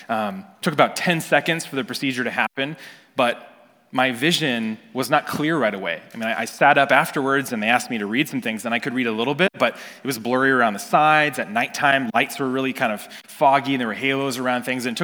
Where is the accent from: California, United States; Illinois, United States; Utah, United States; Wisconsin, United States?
California, United States; I grew up in Northern California, and I'm looking and I see the trees and the Sierra Nevada mountains in the back